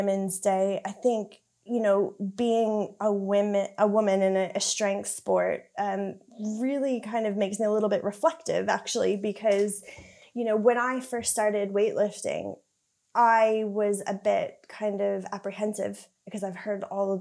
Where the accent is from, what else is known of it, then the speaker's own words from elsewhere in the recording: Canada; moved away; So I grew up in Canada. You can probably tell I've got a bit of a strange accent